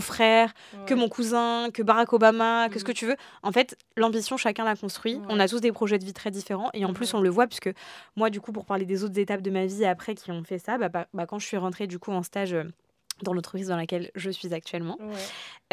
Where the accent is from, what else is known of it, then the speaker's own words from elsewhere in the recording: France; also born or lived in Algeria (heritage) / Réunion (heritage); on est français, enfin une nationalité française et je suis très fière aussi de ma culture française